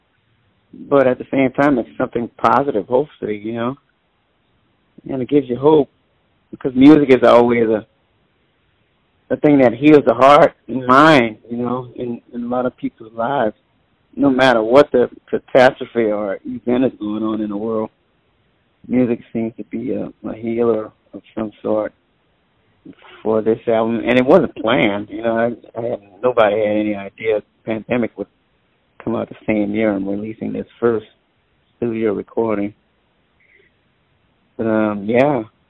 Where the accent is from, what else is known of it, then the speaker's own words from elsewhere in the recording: New Orleans, Louisiana, United States; moved away as an adult; now in Oakland, United States; growing up in New Orleans, jazz-wise, I grew up in the church, my thing, musically anyway, in New Orleans.